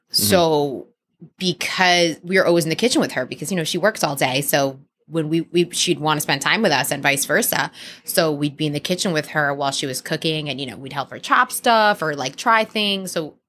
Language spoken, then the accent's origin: English; Elizabeth, New Jersey, United States; moved away as an adult; also born or lived in Miami; now in Los Angeles, United States; I grew up in Elizabeth, New Jersey, which is not the suburbs.